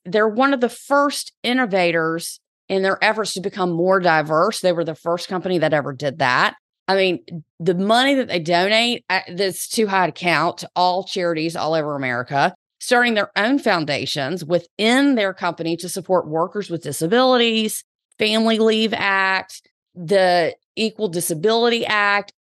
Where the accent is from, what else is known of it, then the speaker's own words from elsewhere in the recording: the South, United States; accent: Southern; my Southern accent.